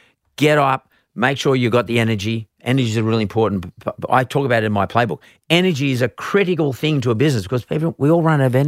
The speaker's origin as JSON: {"language": "English", "town": "Perth", "region": "Western Australia", "country": "Australia", "tie": "born or raised there", "said": "I grew up in Perth and I was a different everybody else. I looked a bit different."}